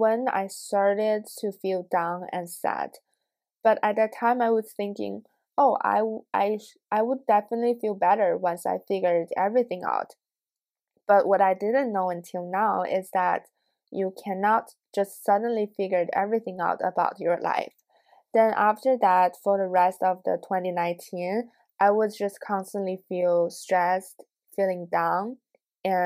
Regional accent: China; now in United States; Growing up in China, both of my parents and I are Asian

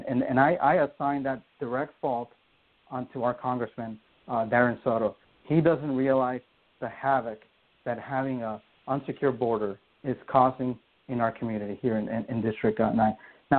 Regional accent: Honduras; now in United States; I told you that I mentioned that I grew up in Central America. I still have family there.

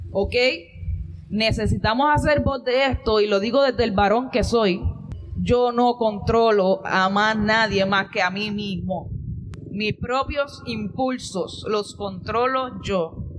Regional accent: Ponce, Puerto Rico; soy de Ponce

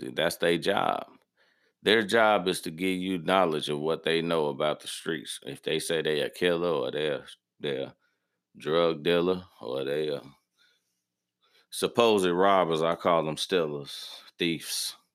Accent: Midwest, United States; Like, okay, in the South, and I'm from the Midwest, it's different.

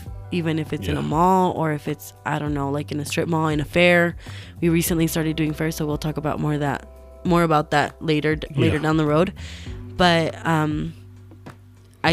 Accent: Albuquerque, New Mexico, United States; I'm from Albuquerque, New Mexico

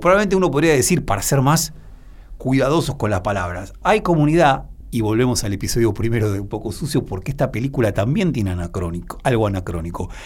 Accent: Argentina

